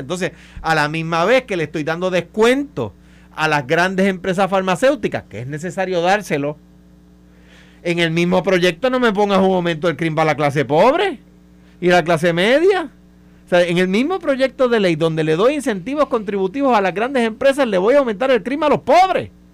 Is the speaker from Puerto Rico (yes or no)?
yes; Puerto Rico; como puertorriqueño